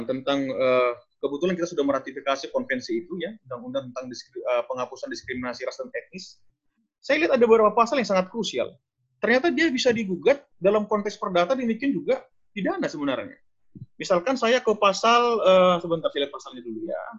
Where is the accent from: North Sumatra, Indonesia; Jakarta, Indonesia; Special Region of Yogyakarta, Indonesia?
North Sumatra, Indonesia; Simalungun; born there; Saya pernah dua, dua tahun lalu kembali ke tanah kelahiran saya, tanah Simalungun